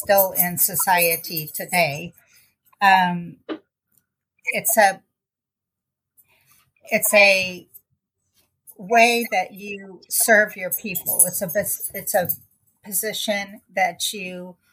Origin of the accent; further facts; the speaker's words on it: Kansas City, Missouri, United States; I grew up in Kansas City, Missouri on the South End.